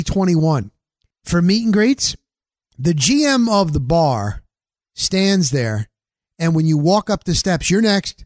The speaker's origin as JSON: {"language": "English", "region": "New Jersey", "country": "United States"}